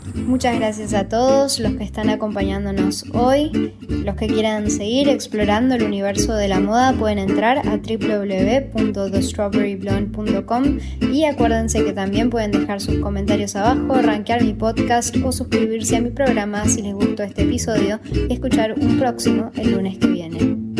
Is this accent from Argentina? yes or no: yes; Argentina; moved away as an adult; also born or lived in Uruguay; now in Montevideo, Uruguay; Soy argentina, me mudé hace ocho años